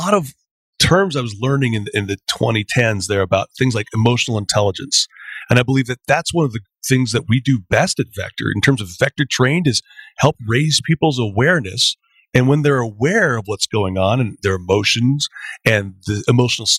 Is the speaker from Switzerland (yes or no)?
no; Canada